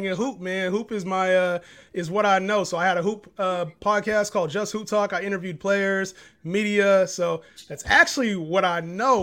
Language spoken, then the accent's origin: English; Sacramento, California, United States; I'm from Sacramento, California, man, NorCal